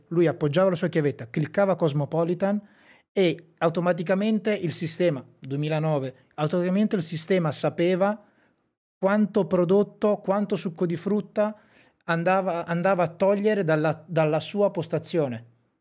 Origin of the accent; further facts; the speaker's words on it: Sassuolo, Emilia-Romagna, Italy; moved away; also born or lived in Rovato; Io sono di Sassuolo, un paese vicino a Modena